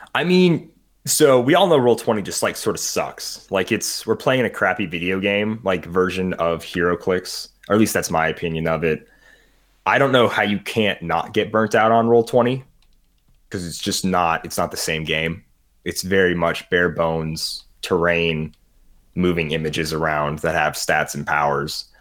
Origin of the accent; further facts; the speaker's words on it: United States; I'm an American